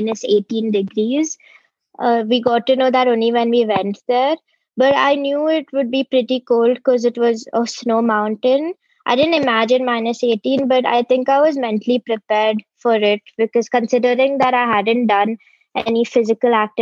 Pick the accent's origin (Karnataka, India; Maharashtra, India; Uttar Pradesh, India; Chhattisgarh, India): Karnataka, India; Bangalore; I'm from Bangalore